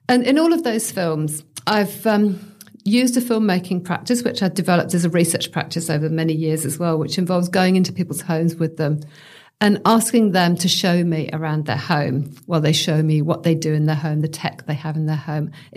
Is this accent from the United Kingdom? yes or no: yes; United Kingdom; now in Australia; I'm British